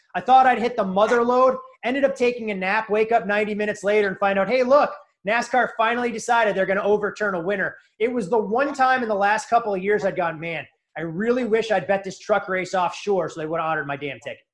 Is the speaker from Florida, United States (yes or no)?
no; Chicago, Illinois, United States; moved away; also born or lived in New England; I grew up in Chicago uh, in a middle class